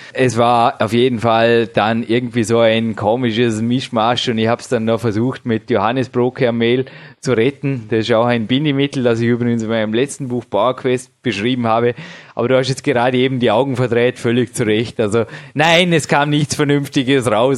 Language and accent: German; Austria; als Österreicher